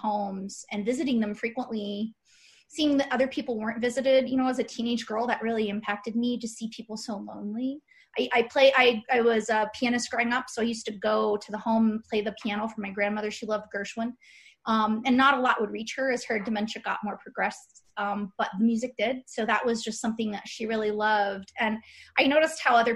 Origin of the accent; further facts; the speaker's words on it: Kansas, United States; moved away; my husband's from Wisconsin, and I'm from Kansas originally